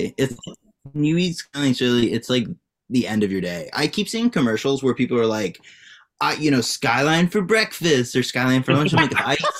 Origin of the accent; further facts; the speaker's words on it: greater Cincinnati, Ohio, United States; we're not technically from Cincinnati. We're from, like, greater Cincinnati. We're outside of the city. In, like, kind of, like, Ohio. Like, the way that Southern Ohio is, it, like, you drop suburbs in the middle of the woods.